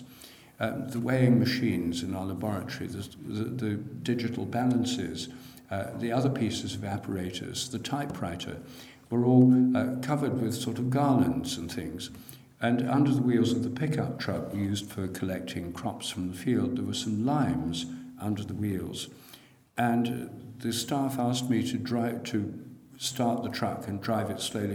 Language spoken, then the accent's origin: English; Newark, East Midlands, United Kingdom; now in London, United Kingdom; in my hometown, Newark in Nottinghamshire